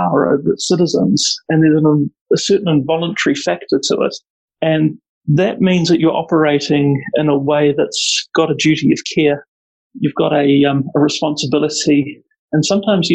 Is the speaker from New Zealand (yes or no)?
yes; Auckland, New Zealand; moved away as an adult; now in Wellington, New Zealand; I grew up in South Auckland, which is a really mixed community